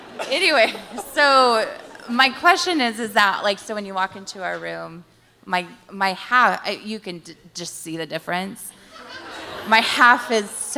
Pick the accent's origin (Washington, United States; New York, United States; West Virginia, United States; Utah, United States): Washington, United States; I'm from List Center, Washington, but I work in Portland